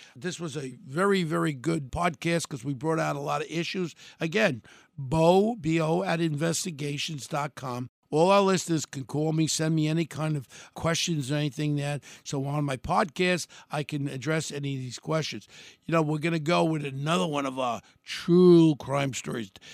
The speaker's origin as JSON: {"language": "English", "country": "United States", "said": "We're an American"}